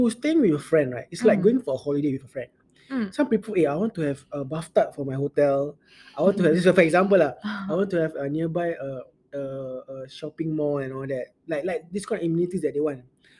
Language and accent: English; Singapore; I'm a Singaporean